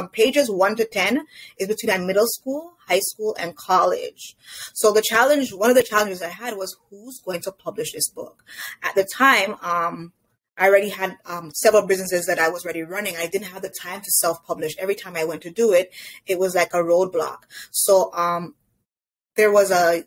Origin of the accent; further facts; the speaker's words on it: Toronto, Ontario, Canada; I was recognized in a different light in my community as I'm from Jane and Finch